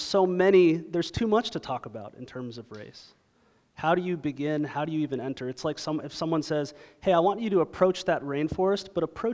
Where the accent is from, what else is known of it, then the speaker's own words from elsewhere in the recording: Toronto, Ontario, Canada; now in Dallas, United States; I was raised in Toronto, Ontario